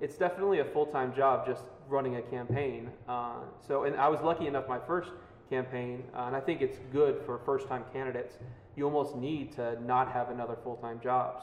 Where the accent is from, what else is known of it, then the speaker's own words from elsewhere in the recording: Louisville, Kentucky, United States; moved away as an adult; now in Cincinnati, United States; I'm originally from Louisville, Kentucky. I moved to Cincinnati 19 years ago to go to Xavier University